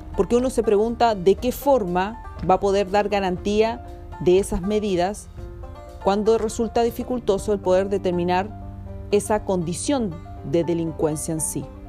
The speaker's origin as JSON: {"language": "Spanish", "country": "Chile"}